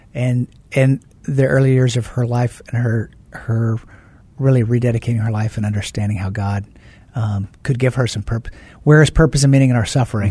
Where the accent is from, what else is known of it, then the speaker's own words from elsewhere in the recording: Oregon, United States; moved away as an adult; also born or lived in Tucson, Arizona; I grew up in Oregon, went to the University of Arizona down there in Tucson